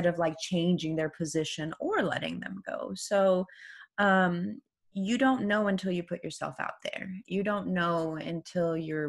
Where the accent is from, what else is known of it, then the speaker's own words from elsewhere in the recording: Iran; first language Persian; English is a second language; moved away; also born or lived in New York City, United States; I grew up in the revolution, which, you know, so anyone who's new here, I was born in Iran